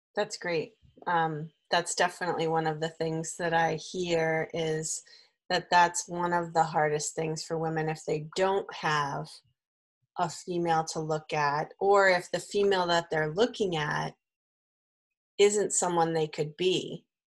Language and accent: English; Newton, Massachusetts, United States; also born or lived in Brookline; I'm from the Brookline area. I actually grew up in Newton